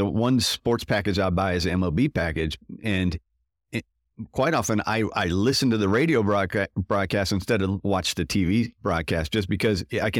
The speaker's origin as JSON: {"language": "English", "region": "Florida", "country": "United States", "tie": "born or raised there", "said": "But I was a Red Sox fan growing up in Florida."}